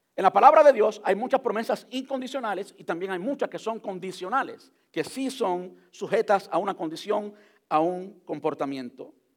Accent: Cuba; se lo voy a decir en cubano porque soy cubano

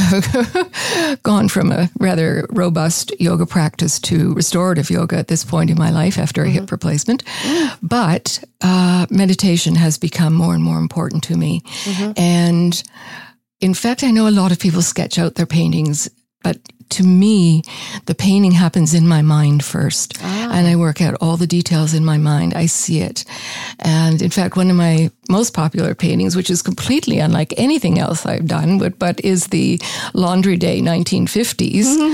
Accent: Canada; We're Canadian and proud of it

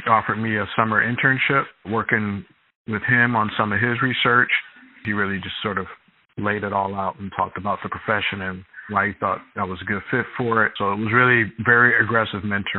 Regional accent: Detroit, Michigan, United States; now in North Carolina, United States; I'm from Detroit, Michigan. Grew up on the east side of Detroit

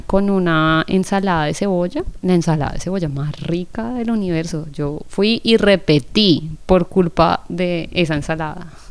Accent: Colombia; yo soy de Colombia

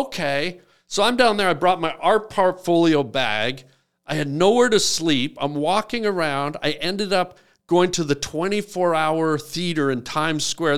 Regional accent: Canada; I'm Canadian.

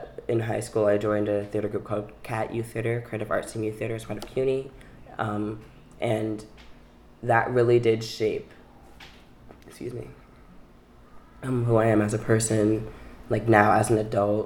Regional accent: New York City, New York, United States; also born or lived in Manhattan; I was born in Manhattan on the Upper West Side and raised in Brooklyn.

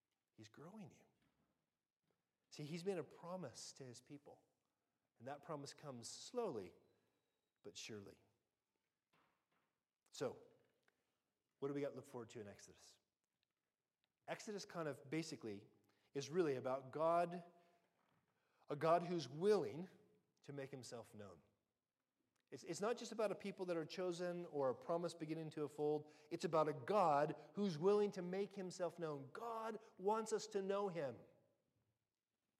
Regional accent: United States; now in United Kingdom

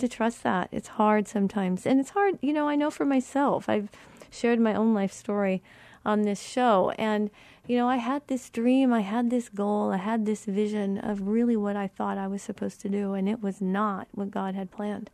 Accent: Colorado, United States; moved away; I'm from Colorado

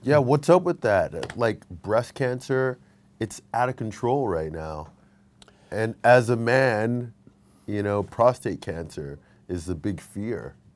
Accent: Texas, United States; I'm from Texas

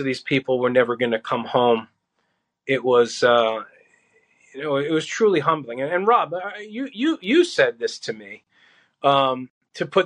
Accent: New York City, New York, United States; also born or lived in Howard Beach, Queens; we grew up in Brooklyn, but then we moved to Queens, we moved to Howard Beach

